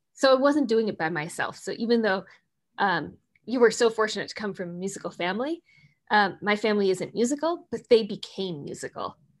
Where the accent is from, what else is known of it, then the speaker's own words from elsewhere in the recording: Minnesota, United States; moved away as an adult; now in Seattle, United States; I grew up in Minnesota